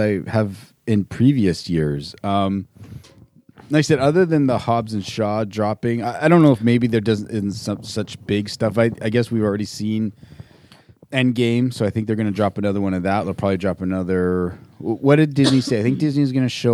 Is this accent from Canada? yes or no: yes; Canada; as a Canadian